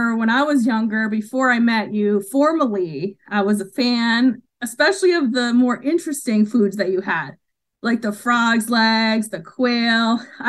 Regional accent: Mohegan Nation, Connecticut, United States; I'm from the Mohegan Nation.

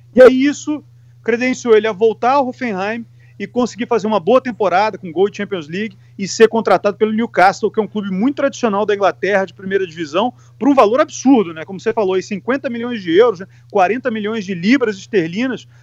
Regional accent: Rio de Janeiro, Brazil; now in England; eu que sou do Rio de Janeiro, do Sudeste

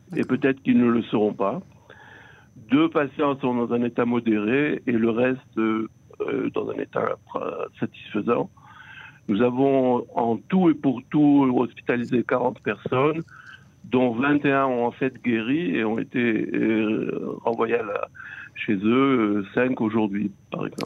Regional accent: Israel; ici chez nous en Israël

